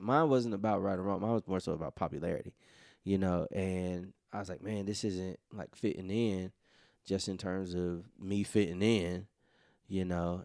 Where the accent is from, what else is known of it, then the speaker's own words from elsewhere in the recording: Memphis, Tennessee, United States; us growing up in Memphis